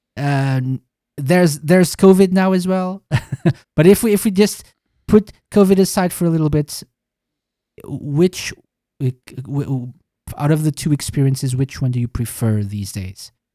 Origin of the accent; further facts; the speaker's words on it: Portugal; I'm from Portugal